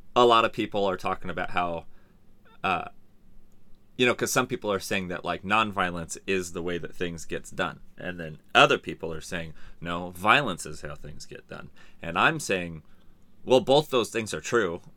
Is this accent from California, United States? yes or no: yes; San Diego, California, United States; also born or lived in La Mesa / Hemet / Santee; I grew up in San Diego and, and Hemet.